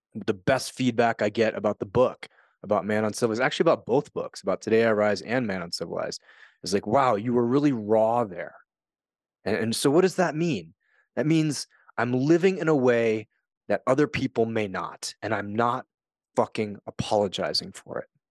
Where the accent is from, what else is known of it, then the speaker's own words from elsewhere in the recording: United States; moved away as an adult; also born or lived in Japan; I'm an American. I grew up in a system. I moved to Japan.